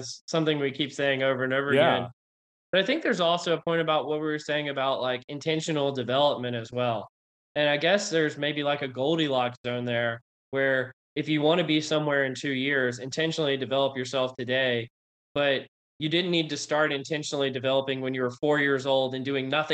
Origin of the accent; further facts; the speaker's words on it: United States; also born or lived in Louisiana / Texas; where I grew up in Louisiana and Texas